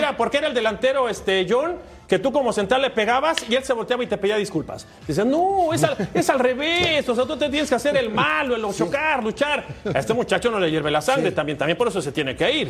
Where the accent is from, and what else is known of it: Mexico